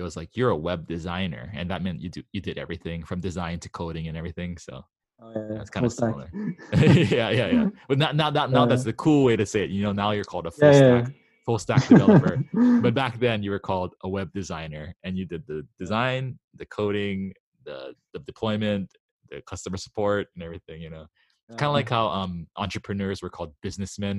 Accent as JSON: {"language": "English", "region": "Hawaii", "country": "United States", "tie": "born or raised there", "said": "I grew up in Hawaii"}